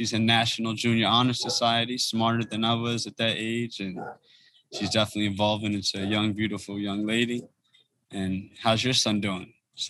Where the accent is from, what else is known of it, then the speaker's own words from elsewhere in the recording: United States; also born or lived in Harlem, New York / Prince George's County, Maryland / Ethiopia; growing up in Harlem and DC and the DMV area, PG County